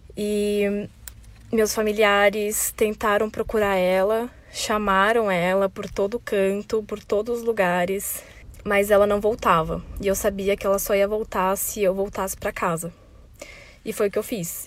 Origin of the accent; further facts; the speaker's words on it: São Paulo, Brazil; eu sou de São Paulo, capital